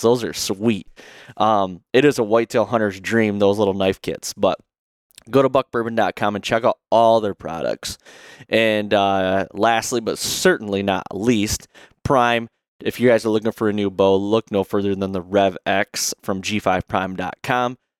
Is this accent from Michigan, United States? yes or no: yes; Michigan, United States; we come from Michigan. There's a lot, I have a lot of deer around me.